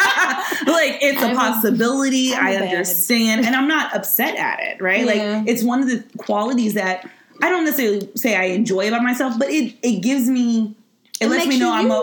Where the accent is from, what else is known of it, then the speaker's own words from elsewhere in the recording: Midwest, United States; moved away; I'm from the Midwest where people are just like, you know, always just kind of appeasing others